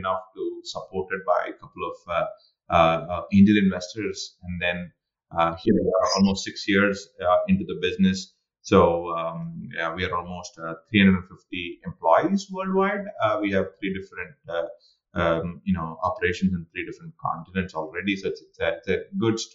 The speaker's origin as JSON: {"language": "English", "country": "India", "moved": "yes", "lives_now": "United States", "said": "I'm an Indian sitting in the United States"}